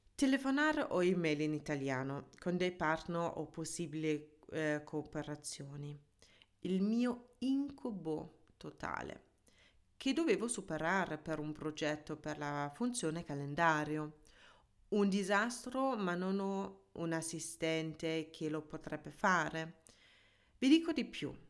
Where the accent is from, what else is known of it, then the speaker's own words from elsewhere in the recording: Germany; first language German; Italian is a second language; moved away as an adult; also born or lived in Ticino, Switzerland / Milan, Italy; now in Italy; La mia lingua madre è tedesca, sono nata e cresciuta in Germania e in Italia sono per l'amore.